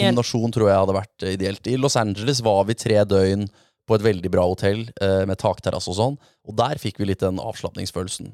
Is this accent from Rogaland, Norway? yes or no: no; Moss, Østfold, Norway; Jeg er fra Moss